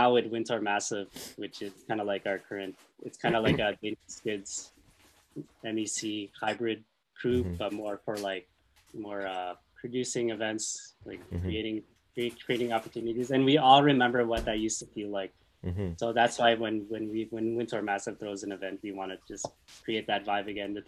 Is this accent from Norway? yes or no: no; Winnipeg, Manitoba, Canada; We're just fucking from Winnipeg